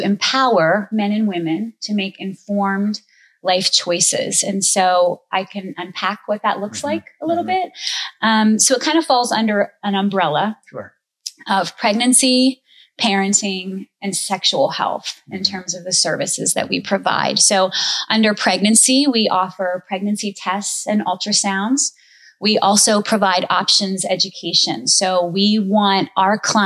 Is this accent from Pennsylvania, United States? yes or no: yes; Lock Haven, Pennsylvania, United States; moved away as an adult; also born or lived in Annapolis, Maryland; I am actually from Lock Haven, born and raised